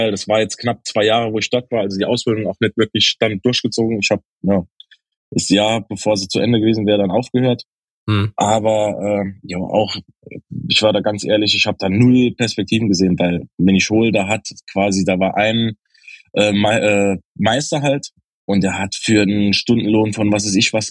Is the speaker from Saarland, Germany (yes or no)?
yes; Dudweiler, Saarland, Germany; Genau, ich bin aus einem kleinen Nebenort von Saarbrücken, aus Duttweiler direkt.